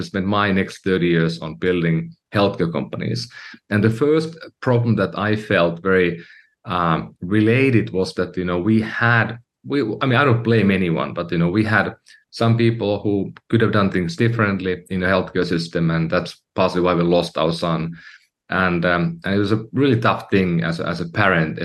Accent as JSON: {"language": "English", "country": "Finland", "moved": "as an adult", "lives_now": "United States", "said": "I'm from Finland, Europe, and I came to the U.S., you know, a few years earlier"}